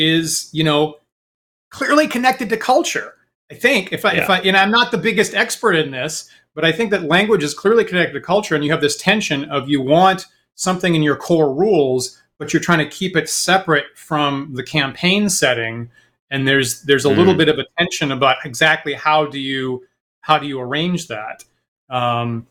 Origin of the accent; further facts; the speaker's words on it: Maine, United States; moved away; also born or lived in Boston; when I was growing up in Maine